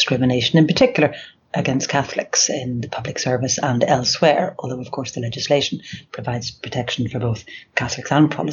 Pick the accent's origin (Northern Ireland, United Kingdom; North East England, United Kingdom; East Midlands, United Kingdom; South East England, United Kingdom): Northern Ireland, United Kingdom; Belfast; also born or lived in Sheffield / Toronto; I grew up in Belfast